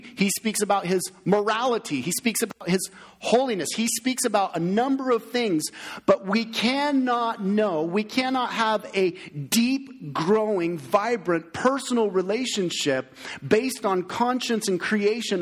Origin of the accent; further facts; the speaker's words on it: United States; We as American Christians